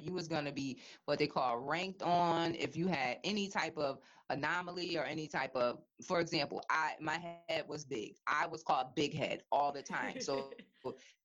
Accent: Hartford, Connecticut, United States; growing up in Bellevue Square

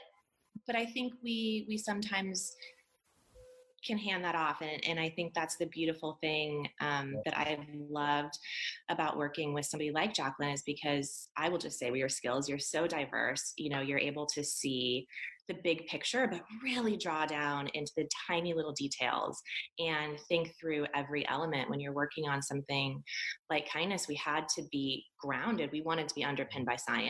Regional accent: California, United States; I grew up in California

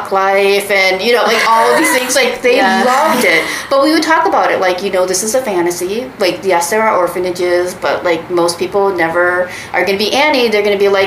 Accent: Minnesota, United States; also born or lived in Daegu, South Korea; I was not quite three when I was adopted by my family in Minnesota

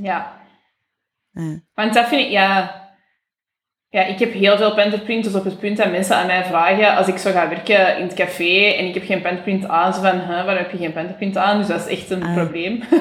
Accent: Boechout, Flanders, Belgium; ik ben van Vreemde, dus dat is een deelgemeente van Boeghout. Dus dat is zo, ja, rond van Antwerpen.

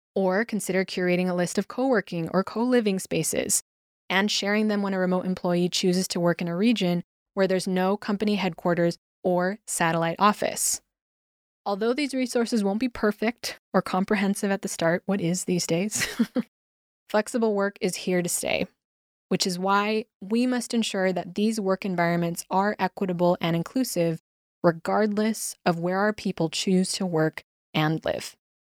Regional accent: United States; moved away as an adult; now in Spain; as an American in Spain since 2010

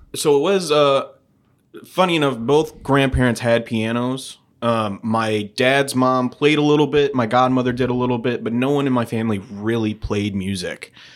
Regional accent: St. Louis, Missouri, United States; also born or lived in Oakville, Missouri / Kirkwood, Missouri; Saint Louis born and raised. I, uh, I grew up in Oakville, kinda South County area, right between Oakville and Melville.

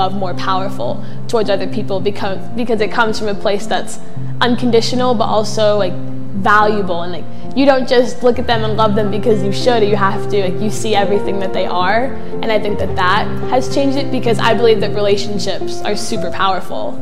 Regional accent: Mashpee, Massachusetts, United States; I grew up in Mashpee.

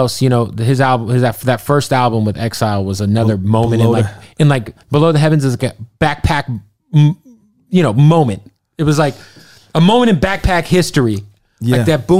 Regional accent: Phoenix, Arizona, United States; born or raised there

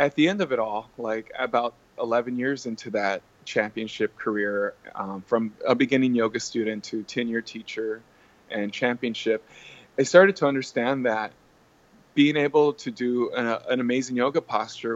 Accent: Texas, United States; being born and raised in Texas

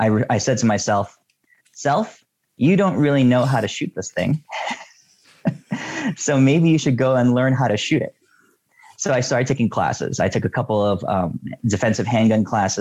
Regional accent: New York City, New York, United States; moved away as an adult; now in Oregon, United States; I grew up in New York City

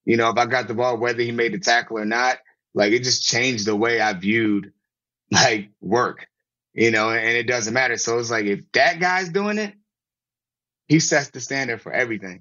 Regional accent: Virginia, United States; also born or lived in Baltimore; I'm from Virginia and I was in Baltimore

